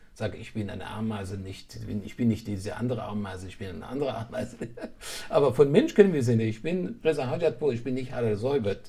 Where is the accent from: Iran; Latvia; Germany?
Iran; moved away; ich bin in Persien geboren, ich bin aus einer schwedischen Tradition gekommen und dann doch mich weiterentwickelt habe dann bin ich hierher gekommen